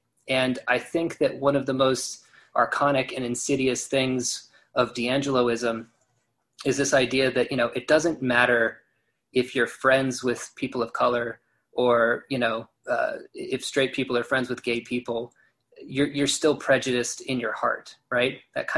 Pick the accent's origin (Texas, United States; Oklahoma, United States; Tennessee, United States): Oklahoma, United States; growing up in Oklahoma